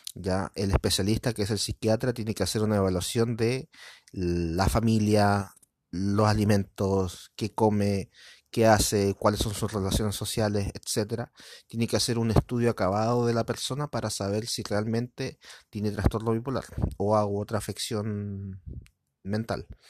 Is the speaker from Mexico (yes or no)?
no; Chile; soy de Latinoamérica, específicamente en Chile